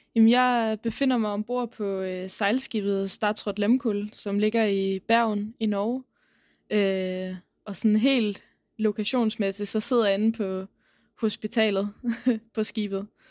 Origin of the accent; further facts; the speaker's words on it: South Funen, Southern Denmark, Denmark; jeg kommer fra Sydfyn og har boet der siden jeg var ni år